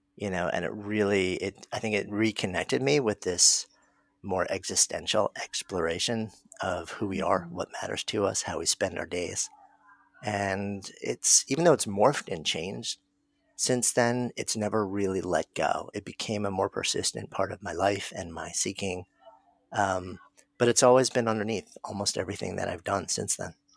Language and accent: English; New York, United States; I'm a New Yorker. And so I was here that day. And like anybody else who is a longtime New Yorker